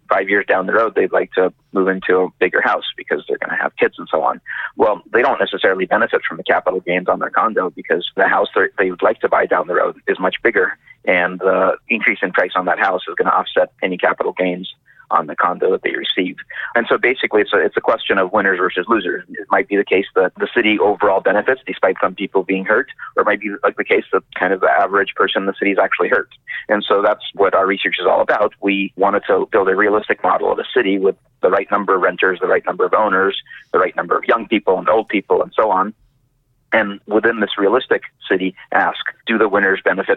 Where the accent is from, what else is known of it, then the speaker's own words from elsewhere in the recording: San Diego, California, United States; moved away as an adult; also born or lived in New York City / London; now in Vancouver, Canada; I grew up in San Diego.